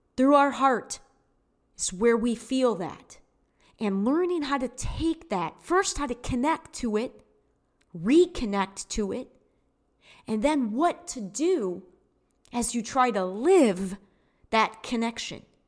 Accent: United States; as American citizens

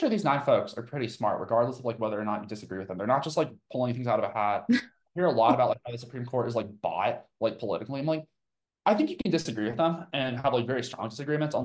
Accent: Tucson, Arizona, United States; I was born in Tucson, Arizona

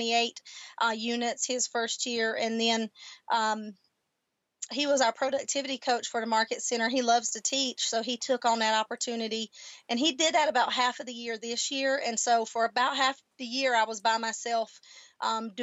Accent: the South, United States; accent: Southern; now in El Paso, United States; that little Army gal coming out with that leadership plus that Southern heritage.

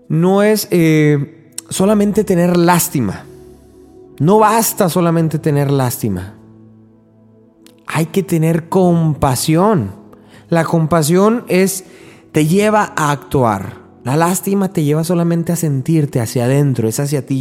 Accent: Mexico; en mi, en mi país, en México

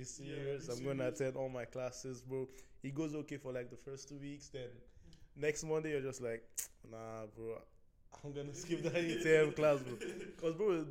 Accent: Nigeria; moved away as an adult; now in Canada; I'm from Nigeria. Yeah, I grew up my whole life in Nigeria

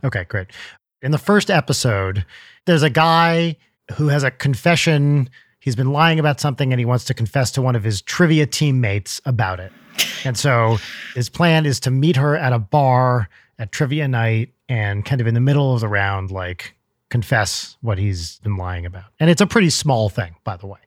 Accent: New Jersey, United States; moved away; I grew up in North Jersey

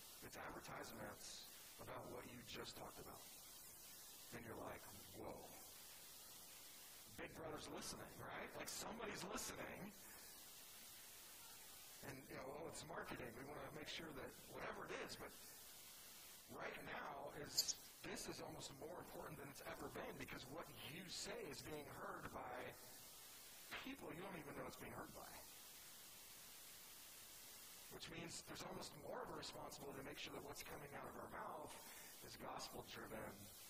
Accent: California, United States; I'm from California, right? So a lot of fires just start because somebody's smoking a cigarette in their car and they just flip it out the window.

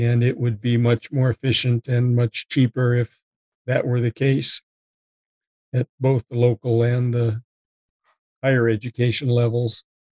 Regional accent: Minnesota, United States; moved away as an adult; now in Arizona, United States; I'm originally from Minnesota, came to Arizona via the U.S. Air Force Academy

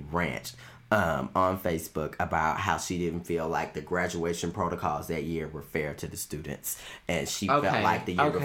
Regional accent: Houston, Texas, United States; moved away as an adult; I'm from Houston

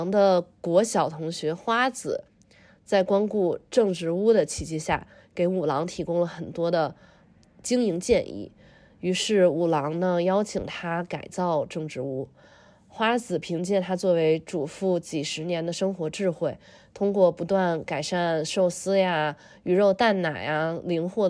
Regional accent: Tianjin, China; moved away as an adult; also born or lived in eastern United States; now in United States; 小的时候在天津过年的场景。

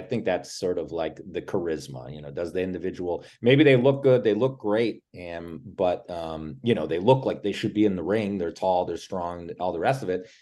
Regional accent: Cleveland, Ohio, United States; I'm from Cleveland, Ohio

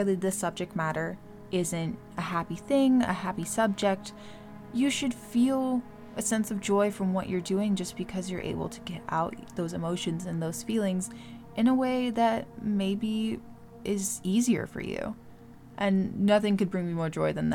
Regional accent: Maryland, United States; I'm from Maryland. We have a weird accent

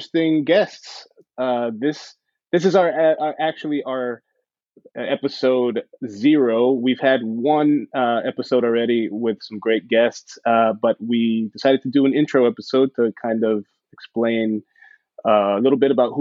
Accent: Laredo, Texas, United States; also born or lived in Corpus Christi, Texas; now in New York City, United States; I am originally from Laredo, Texas. Grew up there, born and raised, well, born in Corpus Christi, raised in Laredo, Texas.

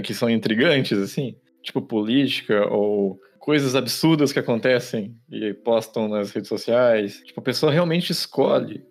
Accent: Caçapava, São Paulo, Brazil; moved away; a minha cidade natal, a cidade de Caçapava

